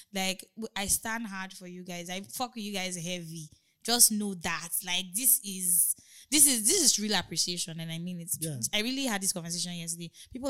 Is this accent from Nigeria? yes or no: yes; Nigeria; we're Nigerian bands